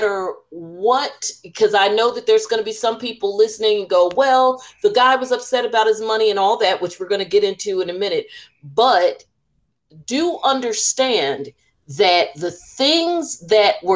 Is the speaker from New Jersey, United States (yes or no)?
yes; New Jersey, United States; we're from Jersey